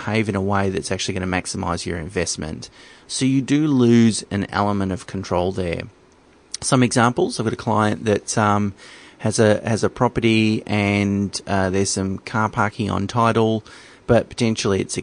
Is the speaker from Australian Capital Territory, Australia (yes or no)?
no; Geelong, Victoria, Australia; I come from Geelong, so I know it quite well. It's a regional city in Victoria